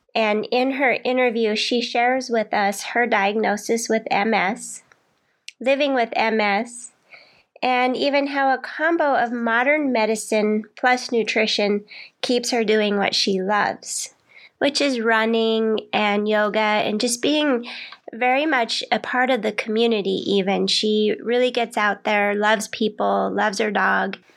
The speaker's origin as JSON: {"language": "English", "region": "Colorado", "country": "United States", "moved": "yes", "lives_now": "Hawaii, United States", "said": "I'm from Colorado"}